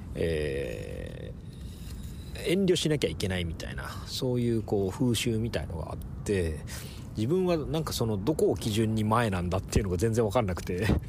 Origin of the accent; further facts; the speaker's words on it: Onjuku, Chiba, Japan; moved away; 僕は海沿いの町で育ったんで